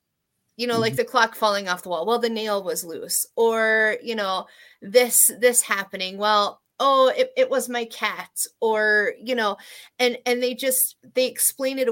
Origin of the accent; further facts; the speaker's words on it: East Coast, United States; I'm from the East Coast